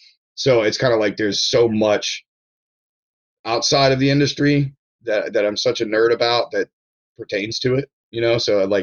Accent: Ellicott City, Maryland, United States; also born or lived in Hawaii / Baltimore; we moved from Hawaii to Maryland when I was four. So yeah. I'm not from Hawaii. I'm from Maryland. No. You know, like, yeah. I grew up in Ellicott City, and, you know, I lived there until I moved to Baltimore City and then some other traveling

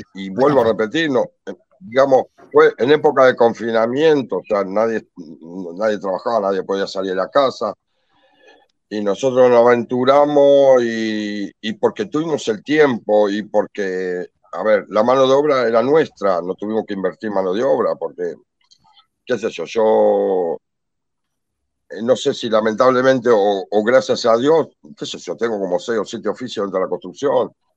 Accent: Argentina; moved away as an adult; now in Lekeitio, Spain; argentinos somos pocos

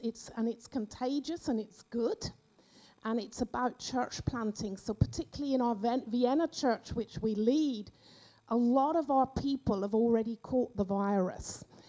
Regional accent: Cornwall, South West England, United Kingdom; moved away as an adult; now in Austria; I grew up in the Methodist church down in Cornwall

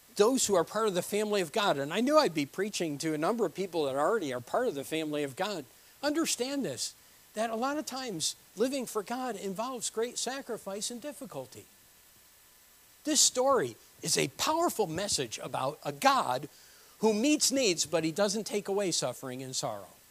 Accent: New Britain, Connecticut, United States; moved away; I was born in New Britain, Connecticut.

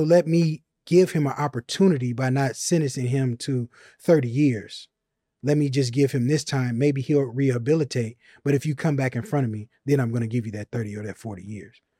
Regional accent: Chicago, Illinois, United States; moved away; I'm from Chicago.

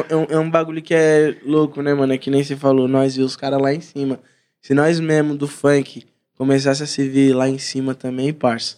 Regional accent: São Paulo, Brazil; Sou lá da Zaquinache lá, Zona Norte de São Paulo

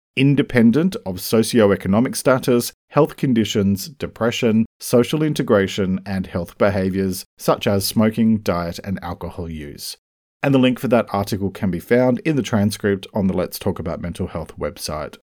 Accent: Australia; I'm an Australian writer and speaker

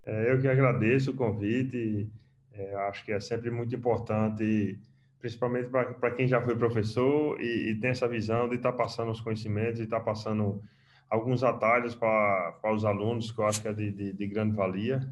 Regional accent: Mossoró, Rio Grande do Norte, Brazil; moved away as an adult; also born or lived in Caruaru / Sobral; now in Qatar; Sou de Mossoró, terminei minha graduação lá e comecei a trabalhar lá a campo

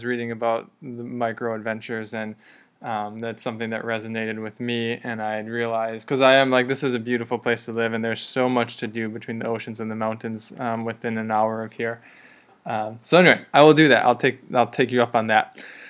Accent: Milwaukee, Wisconsin, United States; moved away as an adult; now in Orange County, United States; I didn't grow up here, and I remember I grew up in Wisconsin, in Milwaukee, right in the middle of the country

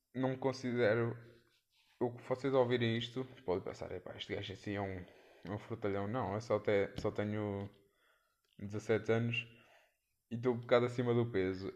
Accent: Leiria, Centro, Portugal; sou de Leiria

